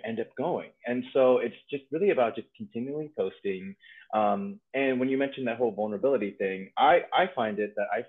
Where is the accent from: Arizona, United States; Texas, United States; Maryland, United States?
Maryland, United States; now in Washington State, United States; I am from Maryland, born and raised, but I'm currently living in Washington State